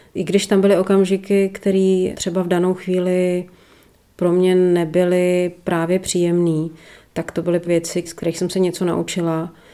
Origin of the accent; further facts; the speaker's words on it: Prague, Czechia; also born or lived in Northern Bohemia; celý život eh, žiju v Praze, tak prázdniny, volný čas, eh, víkendy, tak jsem vždycky trávila v těch severních Čechách